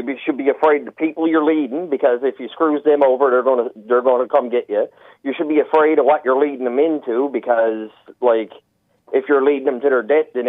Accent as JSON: {"language": "English", "region": "Newfoundland and Labrador", "country": "Canada", "tie": "born or raised there", "said": "where I came from is a lot of paddies. Further up the shore is more Scottish people. In the cities where I am now, it was more like English people"}